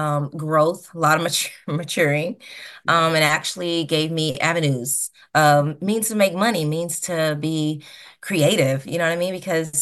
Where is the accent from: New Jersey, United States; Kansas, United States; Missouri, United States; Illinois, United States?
Missouri, United States; Portageville; also born or lived in New Madrid, Missouri; I was born and raised in Portageville. I went to high school in New Madrid, where I graduated.